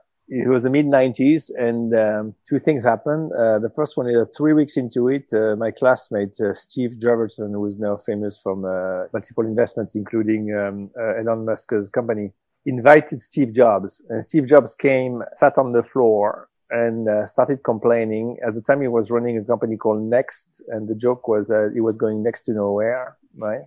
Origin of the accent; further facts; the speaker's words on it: Marseille, Provence-Alpes-Côte d'Azur, France; moved away as an adult; also born or lived in Paris / London / Hong Kong; I grew up in Marseille in South of France